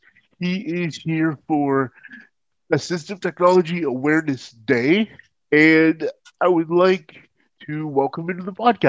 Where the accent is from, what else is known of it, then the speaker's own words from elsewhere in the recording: Toledo, Ohio, United States; I'm from the Toledo, Ohio area